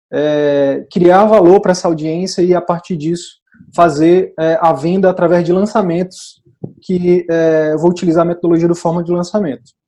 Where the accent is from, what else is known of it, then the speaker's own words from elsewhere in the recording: Picos, Piauí, Brazil; Eu sou de Picos, que é o interior do Piauí, sou de uma comunidade rural de Picos